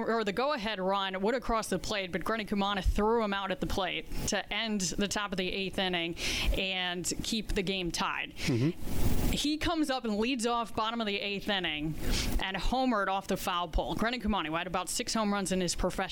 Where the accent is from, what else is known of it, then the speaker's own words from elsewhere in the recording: Florida, United States; moved away; I was from Florida, so Tampa Bay Rays